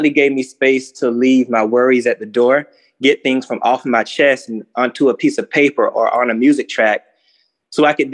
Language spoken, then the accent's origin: English; South Georgia, United States; growing up in South Georgia